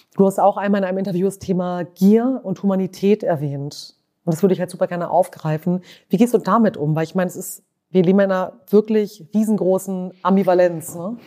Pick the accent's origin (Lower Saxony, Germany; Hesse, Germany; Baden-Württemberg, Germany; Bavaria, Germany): Lower Saxony, Germany; Ich bin ja in Niedersachsen aufgewachsen